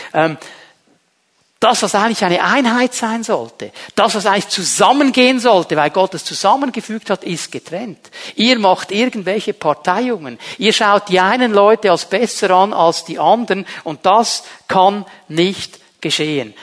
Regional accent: Zurich, Switzerland; moved away; bei uns zu Hause in Zürich

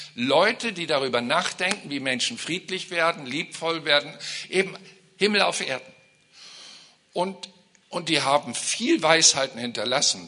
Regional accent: Germany; als Deutsche

